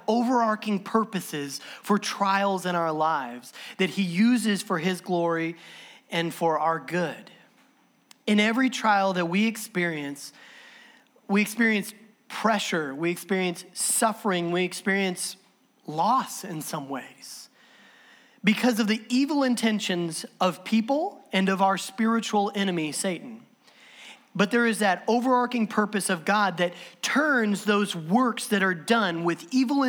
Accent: Southern Illinois, United States; I'm from Southern Illinois

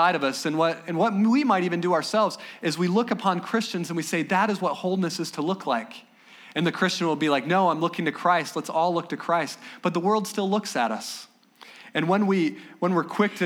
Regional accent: Ohio, United States; back home. I'm from Ohio, and it's an okay state

